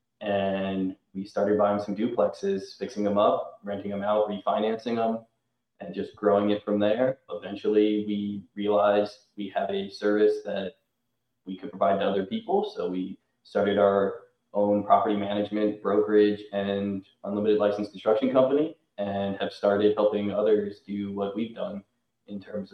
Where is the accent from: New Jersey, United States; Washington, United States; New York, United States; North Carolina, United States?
North Carolina, United States; Chapel Hill; I grew up in Chapel Hill, North Carolina, went to UNC